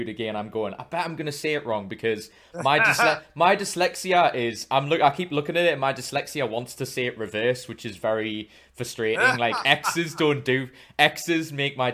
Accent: Newcastle upon Tyne, North East England, United Kingdom; I'm from Newcastle, so I'm not far from Scotland

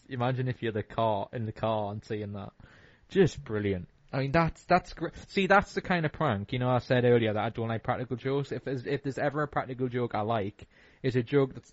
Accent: United Kingdom; as British

